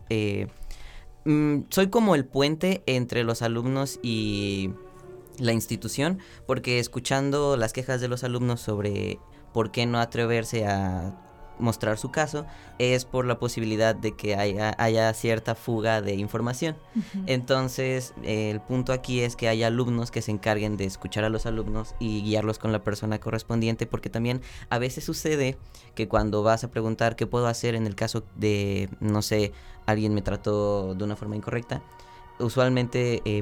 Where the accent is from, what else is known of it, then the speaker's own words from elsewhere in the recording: Xalapa, Veracruz, Mexico; born there; Ajá, yo nací aquí en Jalapa.